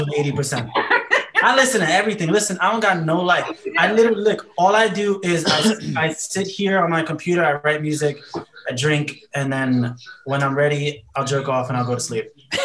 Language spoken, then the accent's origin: English; New York City, New York, United States; I'm from New York City. I pride myself on being trash.